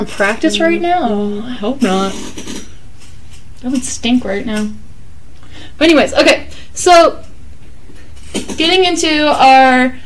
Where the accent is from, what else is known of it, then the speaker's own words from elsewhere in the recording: Texas, United States; I'm from Texas